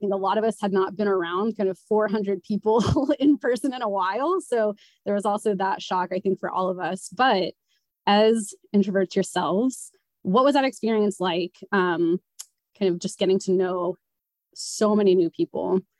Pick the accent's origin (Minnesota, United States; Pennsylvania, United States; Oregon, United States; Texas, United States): Texas, United States; Abilene; moved away as an adult; also born or lived in New York City; originally I am from Texas, from Abilene, Texas, born and raised. And then I spent 10 years in New York City